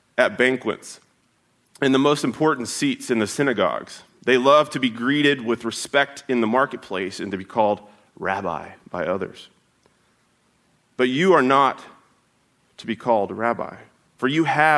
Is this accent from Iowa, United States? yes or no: no; Oklahoma, United States; moved away; Growing up, so I'm from Oklahoma